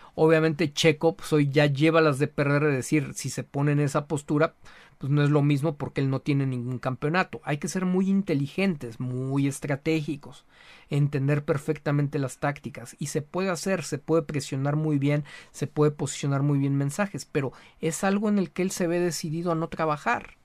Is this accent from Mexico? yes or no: yes; Mexico; como mexicanos